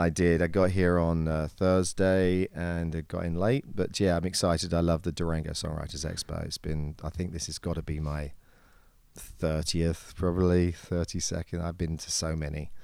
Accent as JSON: {"language": "English", "region": "England", "country": "United Kingdom", "accent": "British", "moved": "as an adult", "lives_now": "United States", "said": "I maintain the British accent as much as I possibly can."}